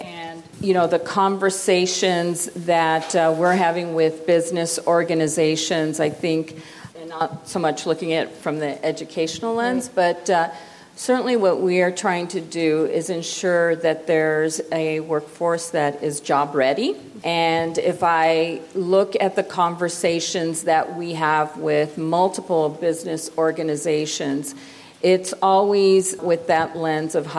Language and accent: English; Pasadena, California, United States; I'm really happy to be in Pasadena. It's my hometown